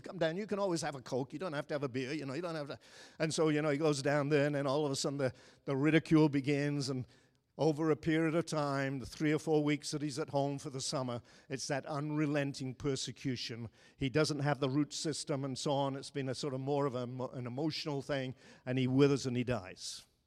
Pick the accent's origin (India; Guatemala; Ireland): Ireland; moved away; I grew up in Ireland